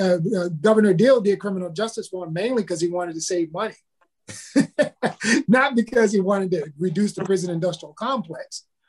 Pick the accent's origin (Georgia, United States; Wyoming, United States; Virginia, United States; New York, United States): Virginia, United States; It would not be helpful for me to go to Hampton University, as I grew up in Virginia